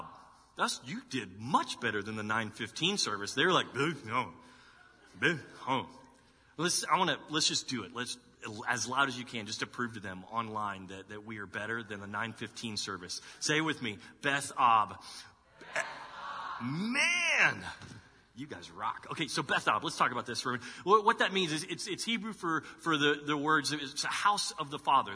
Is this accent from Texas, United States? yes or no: yes; Dallas, Texas, United States; moved away as an adult; now in Columbus, United States; I'm from Texas, and that's where I was born and raised. But, you know, being from Texas, like growing up in Dallas in the 80s and 90s